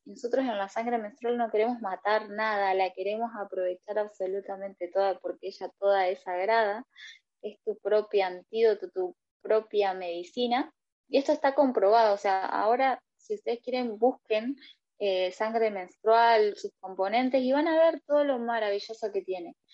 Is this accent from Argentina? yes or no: yes; Argentina; soy argentina